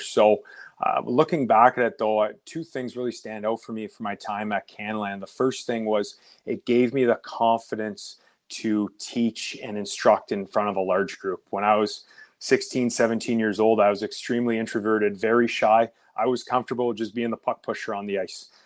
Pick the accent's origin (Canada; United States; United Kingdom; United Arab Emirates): Canada; Oakville, Ontario; I grew up in Oakville, Ontario, which is about thirty minutes outside Toronto